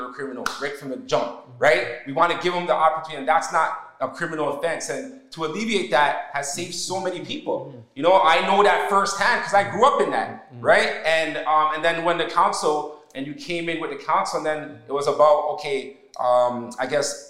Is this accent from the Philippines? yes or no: no; Canada; I was born here in Canada